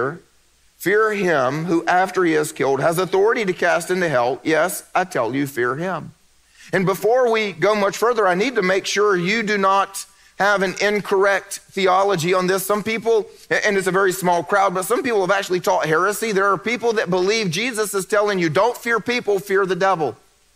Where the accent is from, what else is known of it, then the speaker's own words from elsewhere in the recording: the Bible Belt, United States; I grew up in the Bible Belt